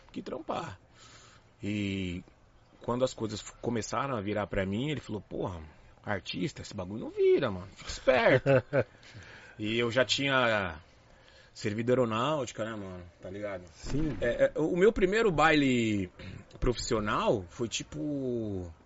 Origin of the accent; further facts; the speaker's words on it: São Paulo, Brazil; lá eu sou da zona norte de São Paulo aqui, então meu pai sempre foi meio linha dura, só podia ir em matinê, né?